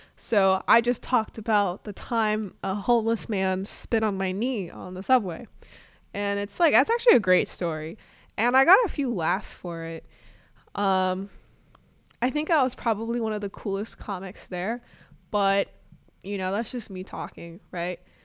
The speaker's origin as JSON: {"language": "English", "region": "Arkansas", "country": "United States", "tie": "born or raised there", "also_born_or_lived": "Chicago suburbs, Illinois", "moved": "yes", "lives_now": "Brooklyn, New York, United States", "said": "I was really sheltered growing up in Arkansas and, you know, um, living in the Chicago suburbs"}